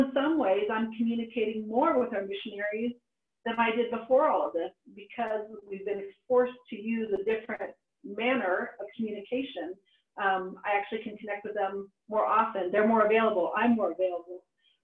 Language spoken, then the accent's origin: English; Lebanon; because I grew up in the Middle East and was living in Lebanon during a war-torn time, during the Civil War.